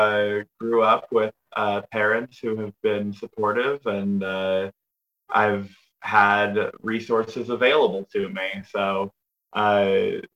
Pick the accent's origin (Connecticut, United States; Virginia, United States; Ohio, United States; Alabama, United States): Virginia, United States; Northern; also born or lived in Los Angeles, California; I grew up in Northern Virginia, and I would drive 30 minutes to the count, like one county over into Fairfax